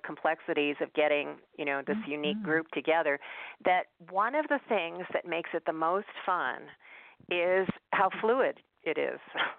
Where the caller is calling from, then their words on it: Montana, United States; I'm calling you from Montana